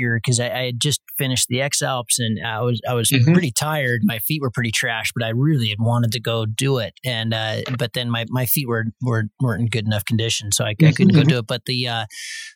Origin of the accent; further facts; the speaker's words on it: United States; I'm American